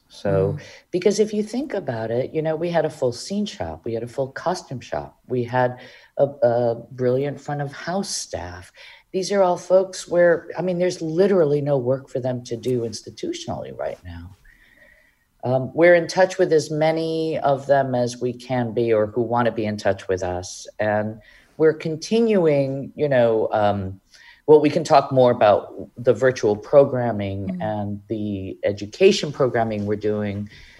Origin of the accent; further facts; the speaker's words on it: Mexico City, Mexico; English is a second language; now in Hartford, United States; I'm originally from Mexico City.